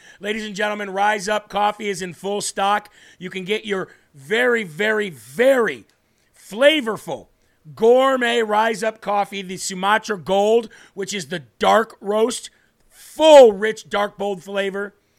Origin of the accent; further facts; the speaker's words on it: Rhode Island, United States; I'm originally from Rhode Island, Jeremy.